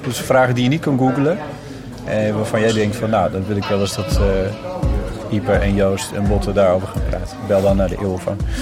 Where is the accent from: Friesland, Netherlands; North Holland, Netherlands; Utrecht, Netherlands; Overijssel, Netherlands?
Friesland, Netherlands; now in Amsterdam, Netherlands